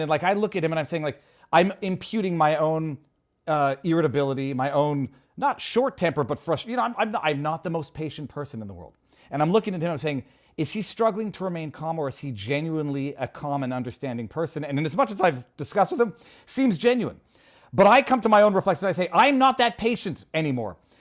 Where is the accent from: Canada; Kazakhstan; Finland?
Canada; moved away